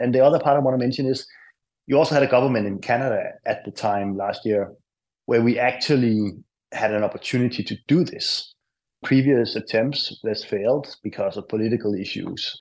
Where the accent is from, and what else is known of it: Denmark